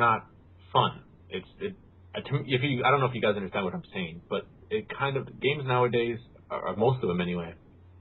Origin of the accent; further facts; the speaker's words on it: United States; me being American